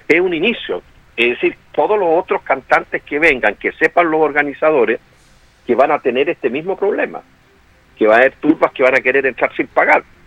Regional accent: Santiago, Santiago Metropolitan Region, Chile; yo salí del Instituto Nacional

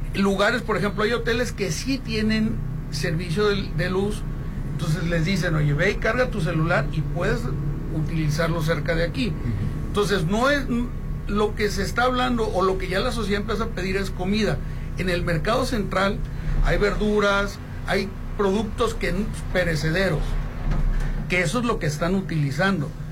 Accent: Mexico; como mexicanos

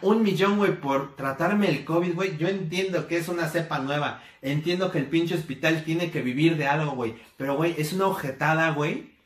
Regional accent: Mexico

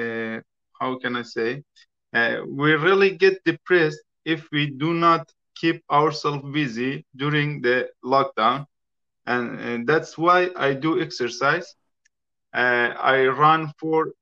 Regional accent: Iran; English is a second language; moved away as an adult; now in United Kingdom; I'm from Iran.

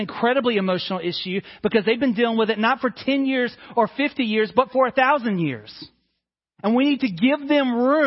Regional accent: North Carolina, United States; also born or lived in Mississippi / Georgia / India / Tanzania; now in South Carolina, United States; I've lived in North Carolina and grew up there. I was born in Mississippi, and now I live in South Carolina.

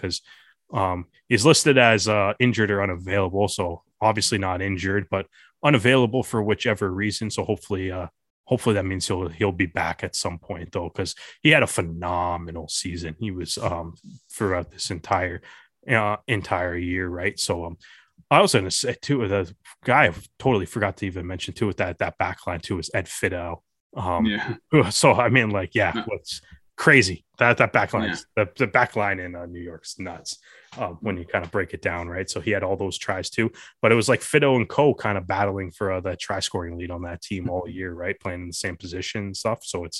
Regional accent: Canada; So, you know, things you love to see as a Canadian rugby fan.

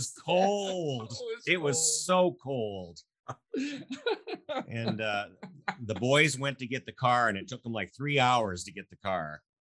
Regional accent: Nebraska, United States; now in Marshalltown, Iowa, United States; I'm from Nebraska.

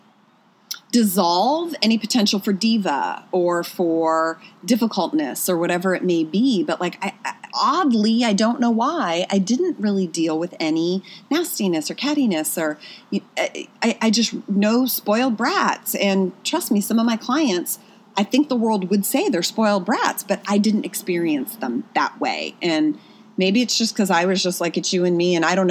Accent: Pennsylvania, United States; moved away as an adult; also born or lived in New York; now in Los Angeles, United States; I was born and raised in Pennsylvania, went to college in Pennsylvania, right? And so then at 21, I went to New York.

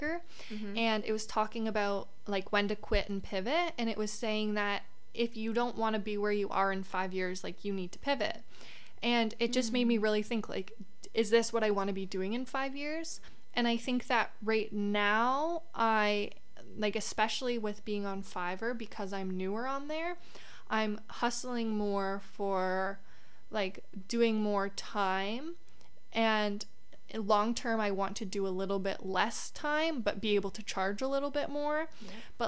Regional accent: Canada; as a Canadian too

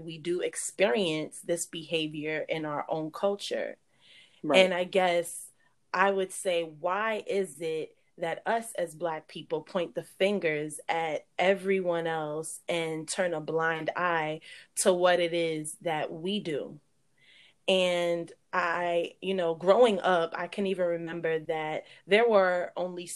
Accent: New York City, New York, United States; we grew up in New York, Brooklyn to be exact

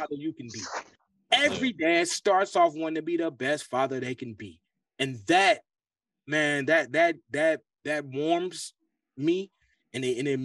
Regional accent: Cincinnati, Ohio, United States; growing up in Cincinnati, Ohio

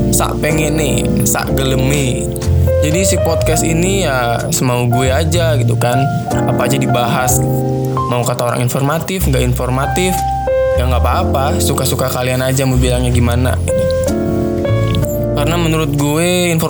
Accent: West Java, Indonesia; Awalnya karena gue orang Sunda aslinya

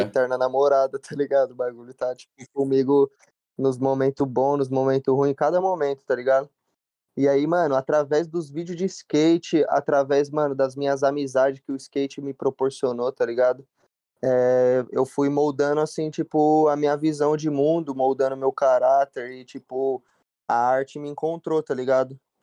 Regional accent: Jundiaí, São Paulo, Brazil; also born or lived in Piracicaba, Brazil; now in Los Angeles, United States; eu sou natural lá de Piracicaba, tipo, nasci em Piracicaba, mas daí com meus sete anos eu me mudei pra Jundiaí

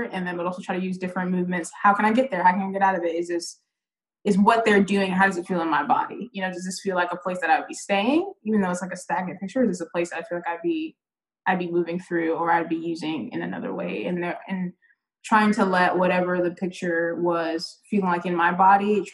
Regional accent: Charlotte, North Carolina, United States; I grew up in Charlotte, east side of Charlotte

